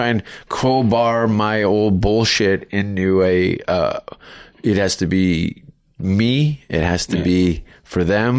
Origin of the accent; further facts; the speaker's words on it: Canada; No, but I'm pretty talented from Canada.